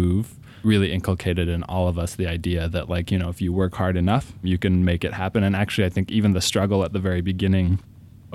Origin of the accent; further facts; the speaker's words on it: Yakima, Washington, United States; also born or lived in Philippines; I was born in the Philippines, arrived to the U.S. At age 5, and I think like so many hungry immigrants, our narrative very closely mirrors the American dream. We landed in LAX without any idea of what was going to come next. My mom had family sort of up and down the West Coast. So we just ended up in Yakima